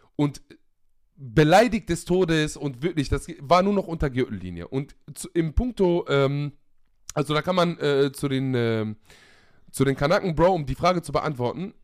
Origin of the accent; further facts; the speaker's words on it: Germany; ich bin auch in Deutschland aufgewachsen